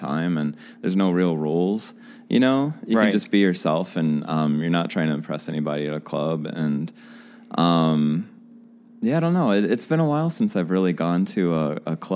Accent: St. Louis, Missouri, United States; I'm from St. Louis

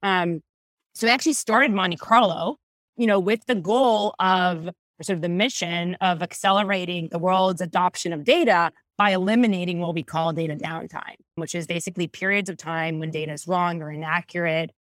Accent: Israel; moved away as an adult; now in California, United States; I was born and raised in Israel, moved to California about twelve years ago

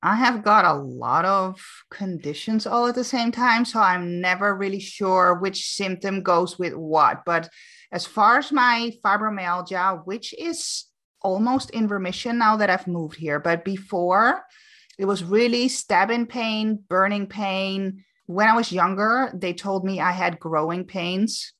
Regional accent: Amsterdam, North Holland, Netherlands; moved away as an adult; now in Canary Islands, Spain; I'm born and raised in Amsterdam, but I actually now live on the Canary Islands.

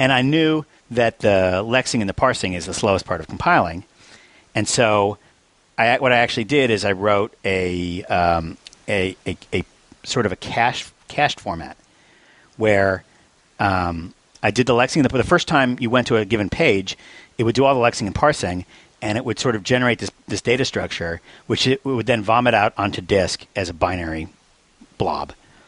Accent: New Zealand; But being a New Zealander and all, I thought it would be nice if, at least on Stack Overflow, you had the ability to choose a little flag that goes next to your name.

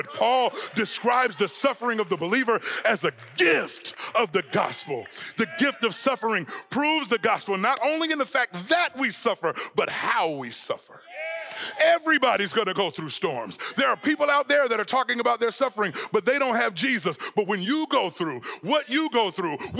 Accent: Southern California, United States; now in Texas, United States; I'm from Southern California

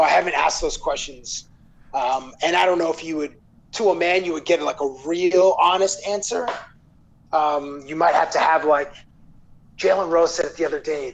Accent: Toronto, Ontario, Canada; born and raised in Toronto

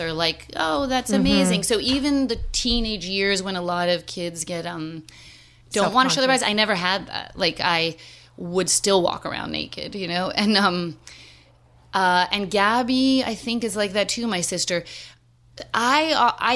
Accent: New York City, New York, United States; moved away as an adult; now in Philadelphia, United States; growing up in Manhattan in the 70s

